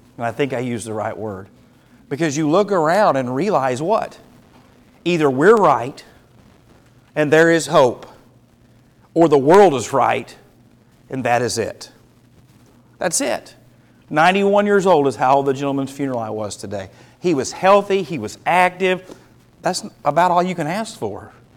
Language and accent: English; United States; As an American